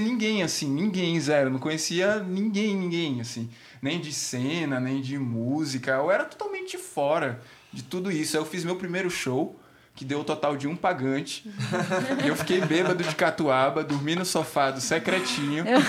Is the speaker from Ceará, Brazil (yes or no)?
no; Aracaju, Sergipe, Brazil; moved away as an adult; now in São Paulo, Brazil; sou de Aracaju, vim para cá para São Paulo nesse rolê de música mesmo. Tô também há três anos.